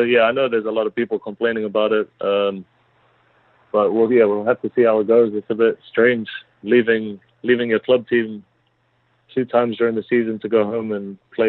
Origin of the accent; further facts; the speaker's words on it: Auckland, New Zealand; moved away as an adult; now in Germany; I'm from Auckland